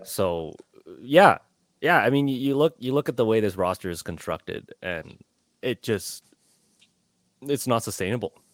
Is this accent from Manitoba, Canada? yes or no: no; Calgary, Alberta, Canada; now in Edmonton, Canada; I grew up in Calgary